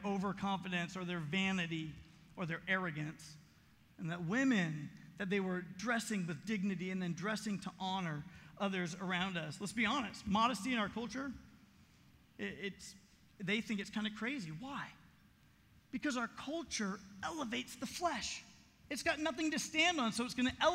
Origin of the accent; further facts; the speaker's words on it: Southern California, United States; moved away; also born or lived in Colorado; I grew up in Southern California